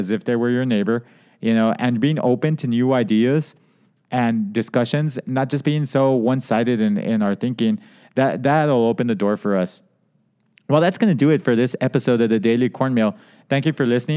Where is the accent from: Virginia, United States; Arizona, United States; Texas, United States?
Texas, United States; El Paso; I'm from an Indian reservation or that's where I grew up, they don't even know that there's an Indian reservation located in El Paso